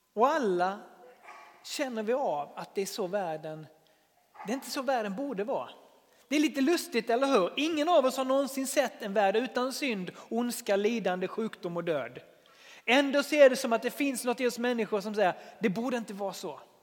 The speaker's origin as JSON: {"language": "Swedish", "country": "Sweden", "said": "jag är väldigt svensk"}